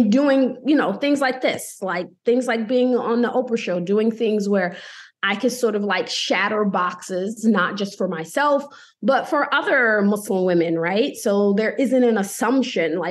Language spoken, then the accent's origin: English; United States; also born or lived in New Haven, Connecticut; I'm from America.